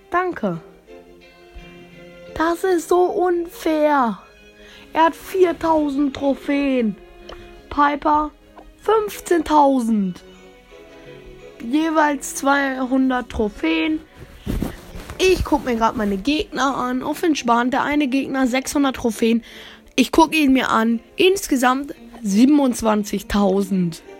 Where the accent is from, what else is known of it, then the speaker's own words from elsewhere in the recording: Germany; Also ich komme ja aus Deutschland.